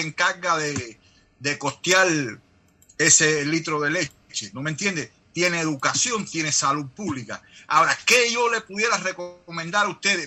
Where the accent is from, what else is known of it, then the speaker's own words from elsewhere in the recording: Cuba; Yo vengo también de un país del tercer mundo